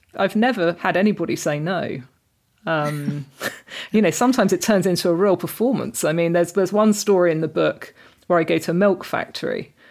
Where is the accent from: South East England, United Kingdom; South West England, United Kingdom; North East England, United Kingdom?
South East England, United Kingdom; Reading; moved away; I grew up in a really multicultural part of Reading